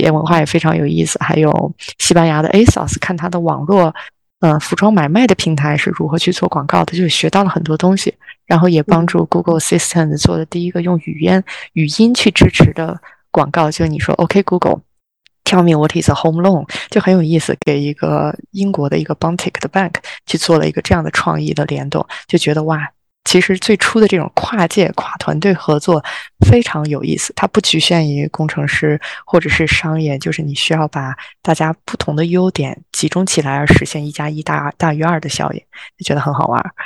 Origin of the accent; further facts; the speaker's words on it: Zhengzhou, Henan, China; moved away as an adult; also born or lived in London; now in Australia; 从郑州我们的家乡，第一次离开家乡